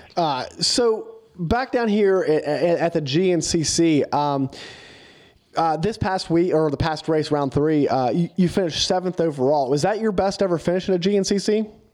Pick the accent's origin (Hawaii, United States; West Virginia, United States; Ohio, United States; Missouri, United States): West Virginia, United States; we're from West Virginia